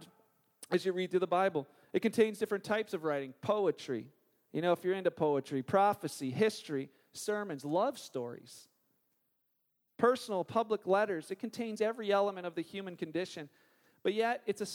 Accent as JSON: {"language": "English", "country": "Canada", "said": "we're Canadian"}